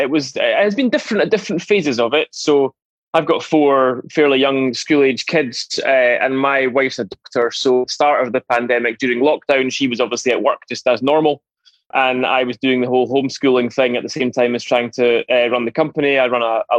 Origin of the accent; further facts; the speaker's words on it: Edinburgh, Scotland, United Kingdom; also born or lived in Glasgow / Dundee; I was born in Edinburgh, grew up here in the southwest of the city in a place called Curry.